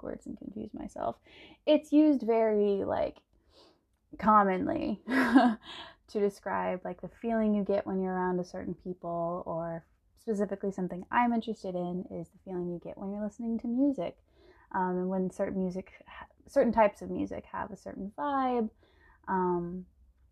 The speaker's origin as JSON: {"language": "English", "town": "San Antonio", "region": "Texas", "country": "United States", "tie": "born or raised there", "also_born_or_lived": "Austin, Texas / Boston, Massachusetts", "moved": "as an adult", "said": "I'm from San Antonio, Texas. I was born in Austin. And I grew up in San Antonio and went to public school there"}